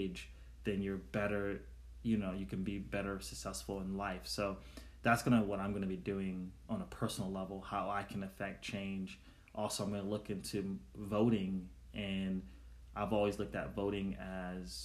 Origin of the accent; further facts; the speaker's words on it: New York City, New York, United States; the community where I grew up in Brooklyn, New York